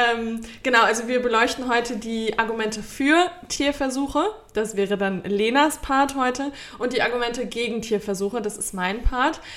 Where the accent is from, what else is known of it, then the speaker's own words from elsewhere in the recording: Germany; bei uns in Deutschland